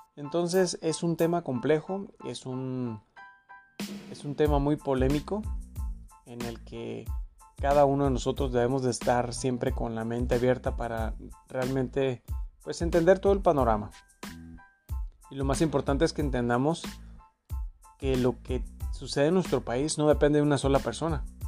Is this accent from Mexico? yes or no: yes; Mexico; somos eh, mexicanos dignos de, de con orgullo decir que nuestro país es una potencia económica